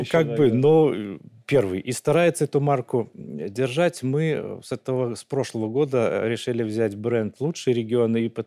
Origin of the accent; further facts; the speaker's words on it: Vitebsk Region, Belarus; Витебский район, да.